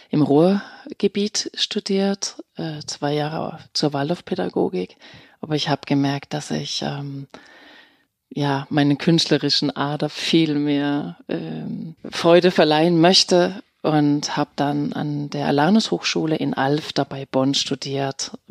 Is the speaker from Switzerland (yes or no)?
no; Denmark; German is a second language; moved away as an adult; now in Germany; Also ich bin in Dänemark geboren, 1970 äh, und bin dort aufgewachsen und bin erst nach meinem Abitur 1989 nach Deutschland ja